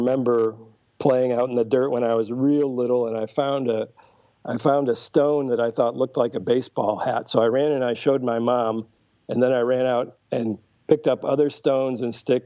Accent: Connecticut, United States; now in Dublin, New Hampshire, United States; I grew up in Connecticut, but my parents bought a summer place in southern New Hampshire when I was 3 years old

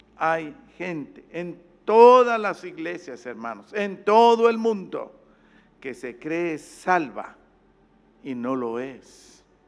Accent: Guatemala; yo allá en mi país

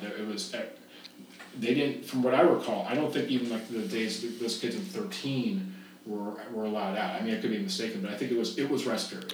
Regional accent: Dallas, Texas, United States; I told him from Dallas, Texas

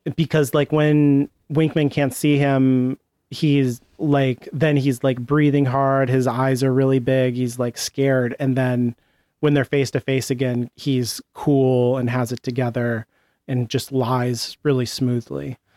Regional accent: United States; As an American

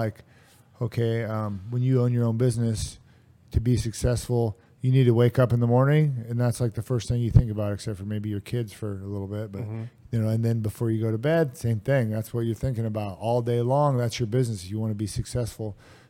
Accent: Vancouver, Washington, United States; but I want to do it in my hometown here in Vancouver, most likely.

